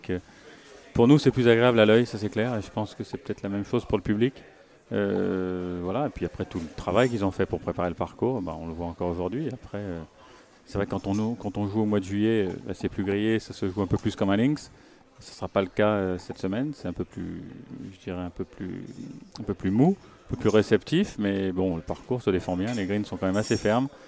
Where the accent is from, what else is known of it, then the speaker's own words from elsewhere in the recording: France; mais aussi euh, en tant que Français, on écoute Pascal